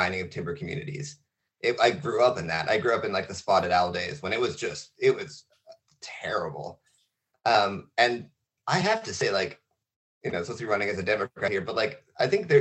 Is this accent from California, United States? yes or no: no; Coast Range, Oregon, United States; I'm from the Coast Range. Very few people are, but I'm one of them.